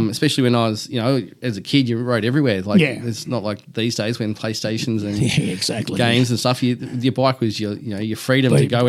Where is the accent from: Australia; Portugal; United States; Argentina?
Australia; Melbourne, Victoria; born or raised there; also born or lived in Perth, Western Australia